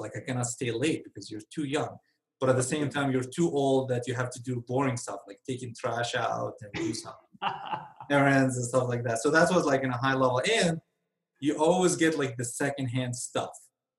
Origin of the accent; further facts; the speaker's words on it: Benghazi, Libya; Benghazi, Libya.